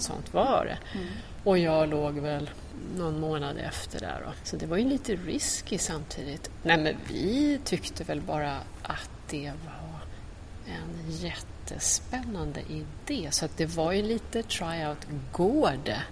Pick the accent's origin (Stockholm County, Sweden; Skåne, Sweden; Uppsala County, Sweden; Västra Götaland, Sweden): Stockholm County, Sweden; Trångsund; lite utanför Stockholm. Trångsund heter ja. det